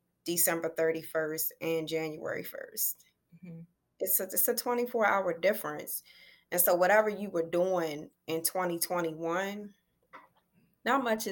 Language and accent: English; Elkridge, Maryland, United States; I'm from Elk Ridge, Maryland.